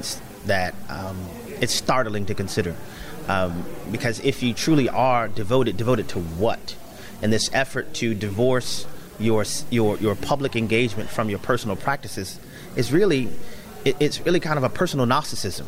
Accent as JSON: {"language": "English", "town": "New Orleans", "region": "Louisiana", "country": "United States", "tie": "born or raised there", "said": "I grew up in New Orleans, Louisiana, eating gumbo"}